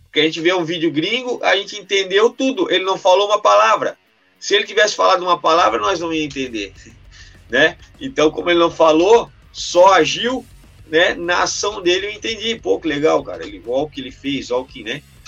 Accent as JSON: {"language": "Portuguese", "country": "Brazil"}